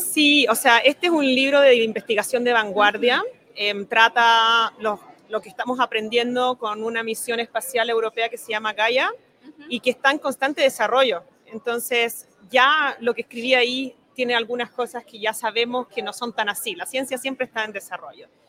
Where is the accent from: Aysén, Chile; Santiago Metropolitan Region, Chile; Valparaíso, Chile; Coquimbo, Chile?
Santiago Metropolitan Region, Chile; Santiago; moved away as an adult; also born or lived in Germany / France / England; Yo soy de Santiago